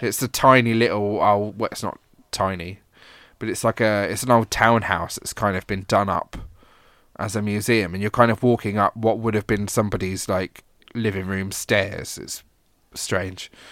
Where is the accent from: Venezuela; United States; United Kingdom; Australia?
United Kingdom; southern England; also born or lived in Scotland; being an English Southern gent